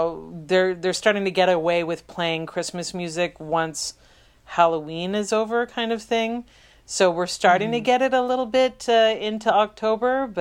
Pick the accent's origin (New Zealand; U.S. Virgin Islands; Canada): Canada; Montreal, Quebec; I grew up in Montreal and I still live in Montreal